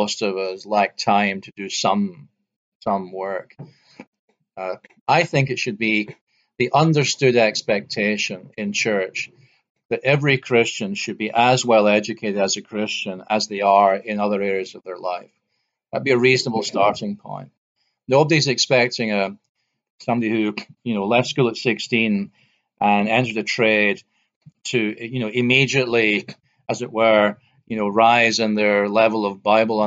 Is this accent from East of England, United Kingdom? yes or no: no; near Glasgow, Scotland, United Kingdom; I grew up near Glasgow